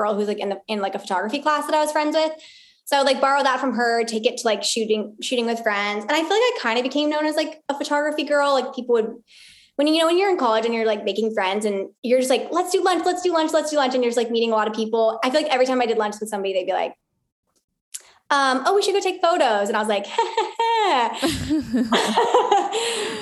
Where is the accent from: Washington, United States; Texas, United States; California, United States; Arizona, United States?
Arizona, United States; moved away as an adult; now in Pensacola, United States; before that, I'm from Arizona